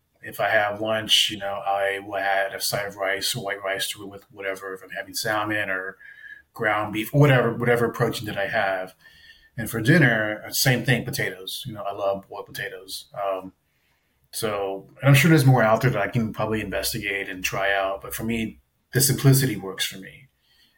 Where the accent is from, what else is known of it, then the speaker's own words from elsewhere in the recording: South Texas, United States; growing up in South Texas